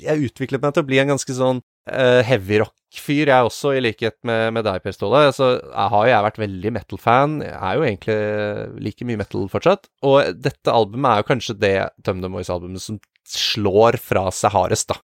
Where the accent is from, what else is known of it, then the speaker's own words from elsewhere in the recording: Norway; Vi skulle spille på et ganske lite sted som heter Musikkflekken i Samvika, der jeg er fra